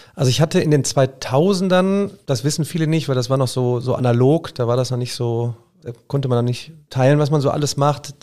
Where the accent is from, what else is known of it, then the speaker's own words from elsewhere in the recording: Remscheid, North Rhine-Westphalia, Germany; ich komme ja aus Remscheid